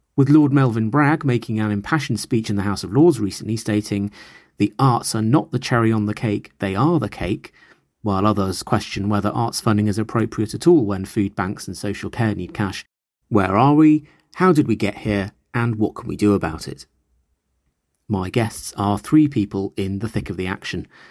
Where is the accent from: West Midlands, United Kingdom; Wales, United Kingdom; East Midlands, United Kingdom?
East Midlands, United Kingdom; Nottingham; As someone who was born and bred in Nottingham